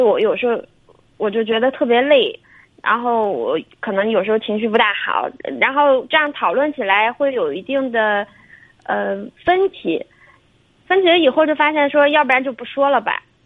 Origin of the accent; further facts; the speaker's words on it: southern China, China; moved away as an adult; now in Shandong, China; 我是南方人，我自己毕业以后独自就过来了